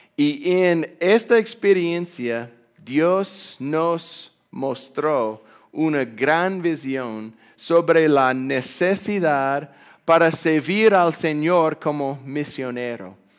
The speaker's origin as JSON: {"language": "Spanish", "town": "Amarillo", "region": "Texas", "country": "United States", "tie": "born or raised there", "also_born_or_lived": "Fort Worth, Texas / Germany / Spain", "second_language": "Spanish", "moved": "as an adult", "lives_now": "Panama"}